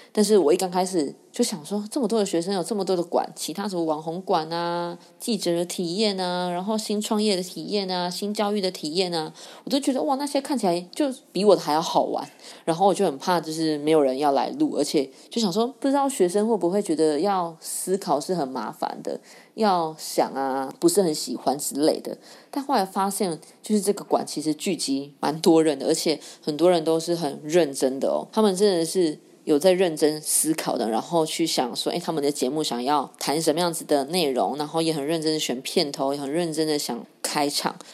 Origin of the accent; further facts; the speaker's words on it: Yunlin County, Taiwan; 因为我生存在就是云林的一个小乡下，然后我们那边的一些的长辈，他们都是务农的，或者是渔业